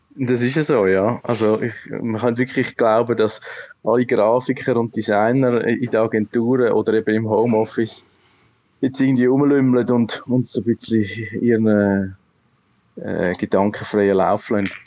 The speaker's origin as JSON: {"language": "German", "country": "Switzerland", "said": "wir sind, irgendwo sind wir alle Schweizer"}